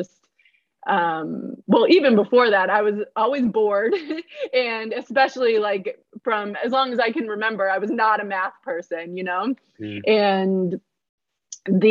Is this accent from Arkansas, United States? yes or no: no; Minnesota, United States; I'm from Minnesota